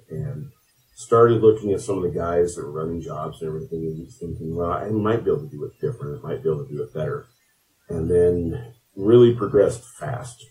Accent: Craig, Colorado, United States; also born or lived in Grand Junction, Colorado; I grew up in Craig, Colorado. We moved here in 1998

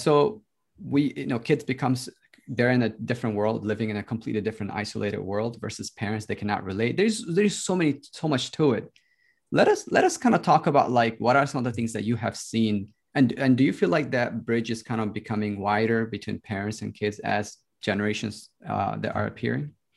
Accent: United States; I grew up in the States, so I came here when I was ten

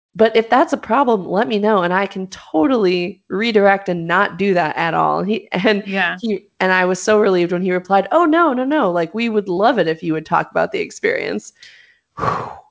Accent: Los Angeles, California, United States; I'm from Los Angeles.

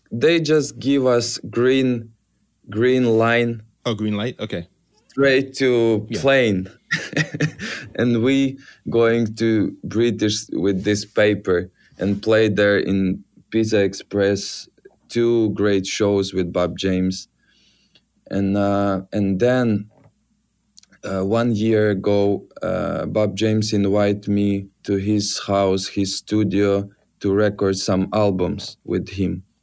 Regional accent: Ukraine; English is a second language; I'm from Ukraine. You know, Ukraine it's like a little bit different. I'm so proud for Ukrainian, but it's not a European Union.

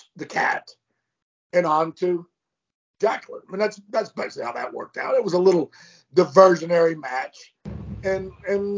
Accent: Walls, Mississippi, United States; here in my hometown

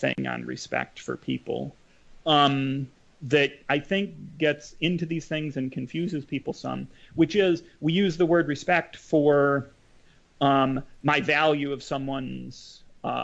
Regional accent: Madison, Wisconsin, United States; I grew up in Madison again, son of a professor

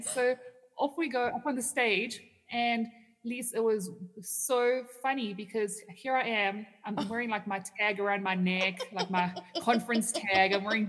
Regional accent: Canada; no, I'm from Canada, and I'm just here at a conference.

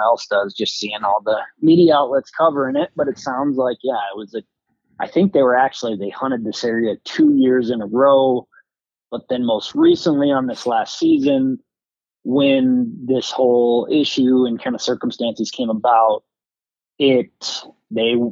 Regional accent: Montana, United States; in my home state of Montana

